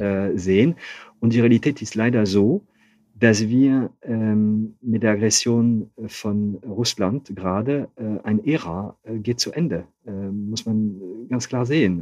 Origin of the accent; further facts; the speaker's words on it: Hauts-de-France, France; accent: Ch'ti; German is a second language; moved away as an adult; also born or lived in Calais / Paris; now in Cologne, Germany; ich bin zwar in Nordfrankreich aufgewachsen